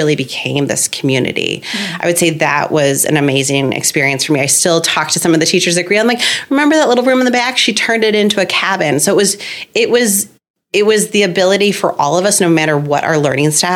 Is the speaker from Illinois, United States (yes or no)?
yes; Winnetka, Illinois, United States; I grew up in Winnetka